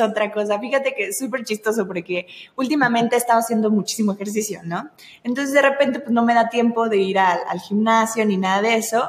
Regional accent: Veracruz, Mexico; yo soy veracruzana, entonces yo traigo como la sangre así

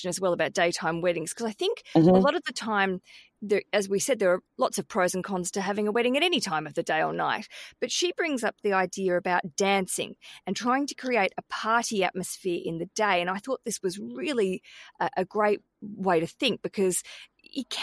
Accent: Australia; now in London, United Kingdom; I live in London, Michelle, and I come from Australia

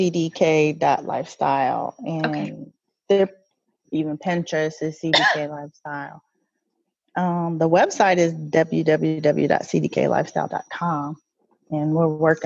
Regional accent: Indiana, United States; I'm from Indiana.

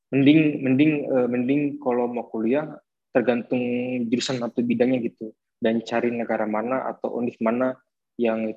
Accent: Sulawesi, Indonesia; Wah, mungkin saya kan orang Sulawesi ya, jadi makan yang dirindukan coto Makassar.

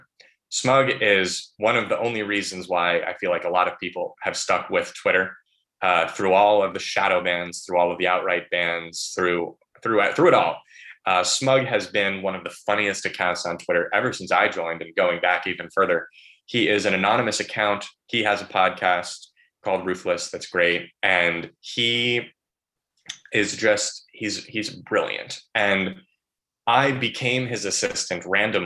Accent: Bethesda, Maryland, United States; my hometown of Bethesda

